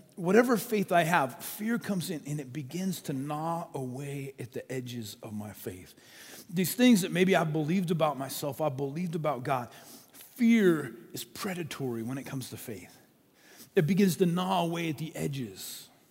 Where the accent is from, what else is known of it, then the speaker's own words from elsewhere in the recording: Colorado, United States; as a kid, I grew up in Colorado